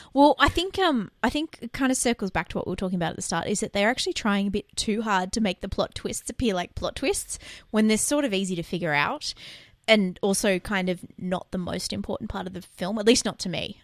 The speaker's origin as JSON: {"language": "English", "country": "Australia", "said": "I can tell that's Australian because we do it. And I listen to us every week, and I know we talk too fast"}